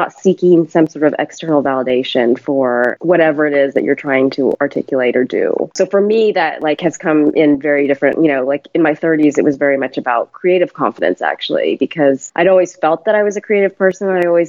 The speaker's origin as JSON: {"language": "English", "country": "United States", "tie": "born or raised there", "said": "So I was brought up in the States and kind of moved around quite a bit. So also had a very nomadic upbringing."}